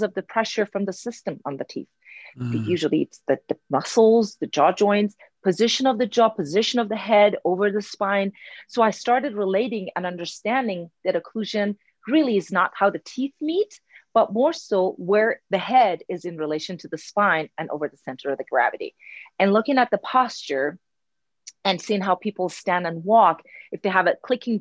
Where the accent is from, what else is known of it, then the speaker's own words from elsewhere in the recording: Iran; English is a second language; moved away as an adult; now in United States; I grew up in Iran. I came to the United States 20 years ago. So half of my life, I lived in Iran, half of the United States.